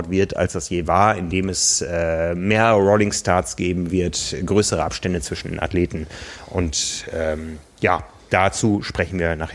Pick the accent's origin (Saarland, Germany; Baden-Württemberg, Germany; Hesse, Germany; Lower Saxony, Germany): Lower Saxony, Germany; Osnabrück; now in Hamburg, Germany; Also ich weiß aus meiner Heimatstadt Osnabrück, da war immer der 1. Mai, war Eröffnung. Hier in Hamburg handhabt man es eher so